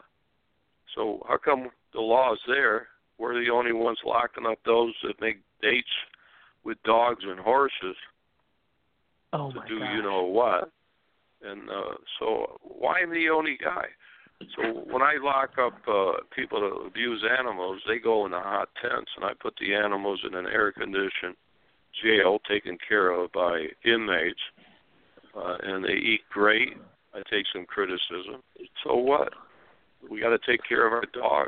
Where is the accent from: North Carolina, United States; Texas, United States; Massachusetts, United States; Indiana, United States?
Massachusetts, United States; Springfield; now in Arizona, United States; my father in Springfield, Massachusetts, the Sons of Italy, and my father had grocery stores selling Italian food. So I grew up that way.